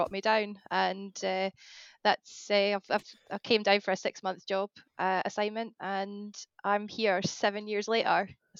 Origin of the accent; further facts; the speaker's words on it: Scottish Borders, Scotland, United Kingdom; now in Norfolk, United Kingdom; because I'm from the Scottish borders, so I'm like just next to Dumfries and Galloway, and I grew up in the countryside.